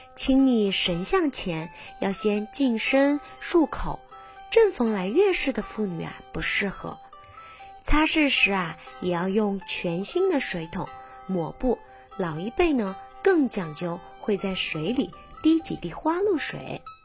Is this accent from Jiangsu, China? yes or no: no; Hunan, China; now in Taiwan; 祭拜灶神啊，在我们湖南老家可是很重要的。 记得小时候妈妈都会说